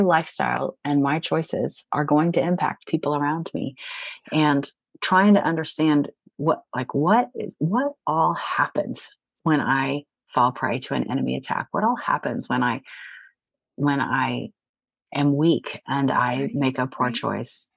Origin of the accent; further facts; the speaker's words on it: Cincinnati, Ohio, United States; moved away as an adult; my hometown of Cincinnati, Ohio